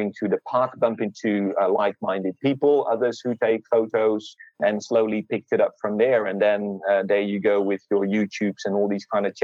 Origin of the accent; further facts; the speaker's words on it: Netherlands; now in Australia; So I moved from Holland, from the Netherlands, to Australia about 8 years ago.